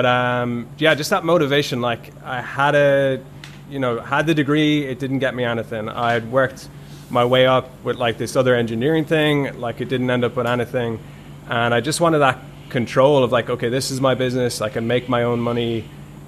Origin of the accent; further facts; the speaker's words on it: Ireland; I grew up in Ireland, and when I grew up in Ireland, there's a huge construction boom